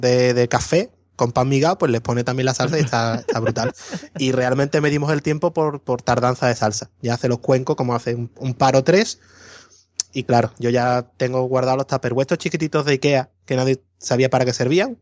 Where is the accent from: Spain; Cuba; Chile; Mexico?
Spain; Morón de la Frontera, Andalusia; born or raised there